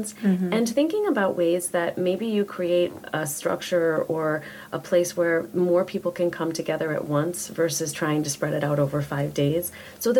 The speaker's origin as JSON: {"language": "English", "region": "New York", "country": "United States", "moved": "yes", "lives_now": "Maryland, United States", "said": "I'm from New York. And so when I go home to New York to my family"}